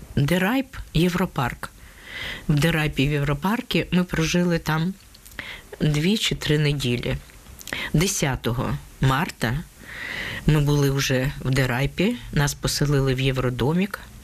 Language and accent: Ukrainian; Donetsk, Donetsk Oblast, Ukraine; moved away as an adult; now in Netherlands; Я з Донецька працювала магазині